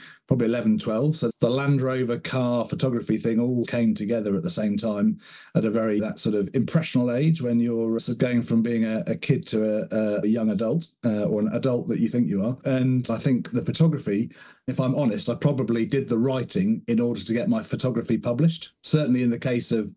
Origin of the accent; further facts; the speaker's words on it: Somerset, South West England, United Kingdom; I grew up in Somerset, which is in the southwest of the UK